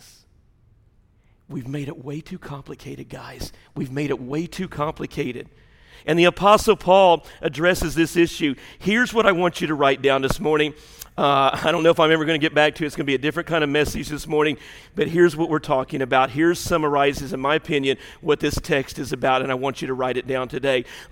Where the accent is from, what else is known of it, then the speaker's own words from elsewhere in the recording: the South, Southern United States, United States; our Southern culture